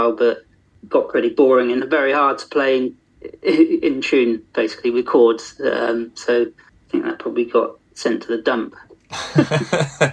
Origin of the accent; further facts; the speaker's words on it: Yetminster, South West England, United Kingdom; now in Haverfordwest, United Kingdom; growing up in Dorset